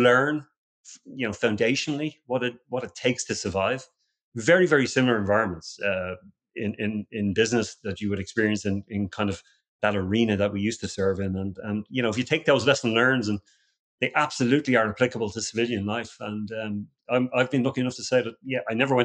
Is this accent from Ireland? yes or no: yes; Ireland; moved away as an adult; now in Austin, United States; I was born and raised in Ireland